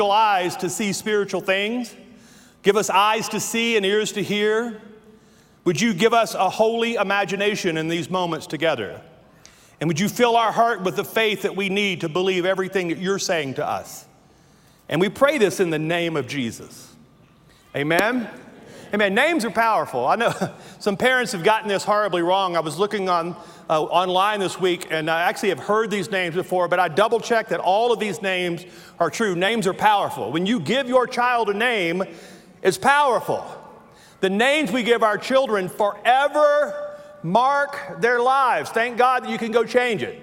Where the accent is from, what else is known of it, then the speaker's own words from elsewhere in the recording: Louisiana, United States; accent: Southern; I was born in the bayou in Louisiana